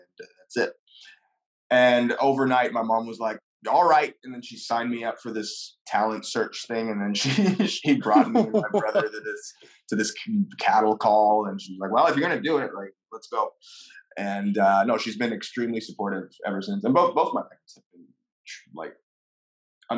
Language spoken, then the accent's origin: English; Montreal, Quebec, Canada; first language French; English is a second language; I was born in Montreal